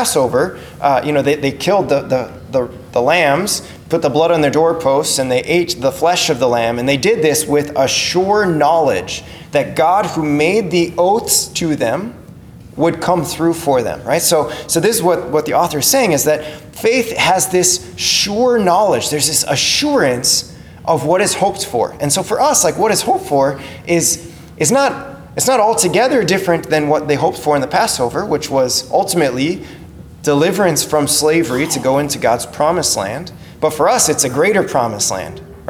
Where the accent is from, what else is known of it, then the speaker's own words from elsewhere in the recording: Crookston, Minnesota, United States; growing up in Crookston